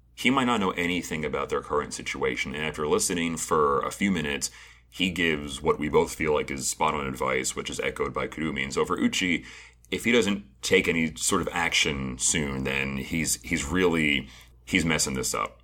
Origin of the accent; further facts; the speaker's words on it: United States; being an American